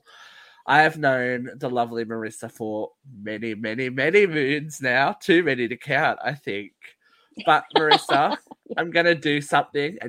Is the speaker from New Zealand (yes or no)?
no; Australia; we're all Australian